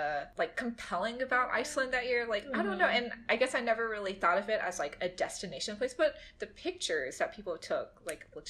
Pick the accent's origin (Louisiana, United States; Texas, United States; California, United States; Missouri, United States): Louisiana, United States; my hometown, small town Louisiana, out in the bayou.